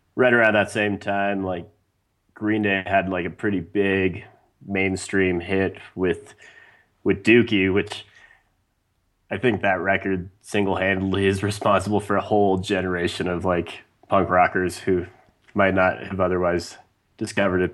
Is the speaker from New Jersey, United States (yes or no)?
no; Wyoming, United States; growing up in Wyoming